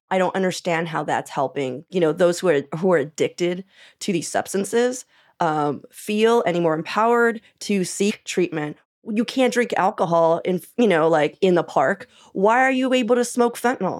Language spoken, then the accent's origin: English; Portland, Oregon, United States; I'm from North Portland